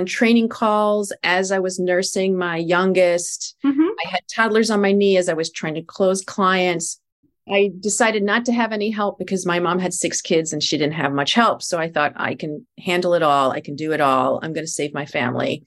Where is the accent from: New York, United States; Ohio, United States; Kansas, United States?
New York, United States; New York City; as a New Yorker